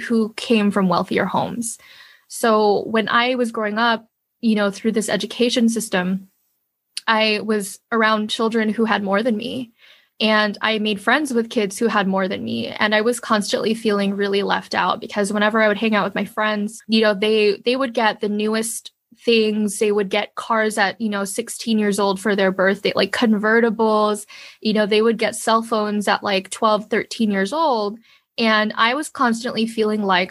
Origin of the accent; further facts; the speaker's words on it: New York, United States; I was born in New York, but my family was already a family of five. They basically came here with basically nothing.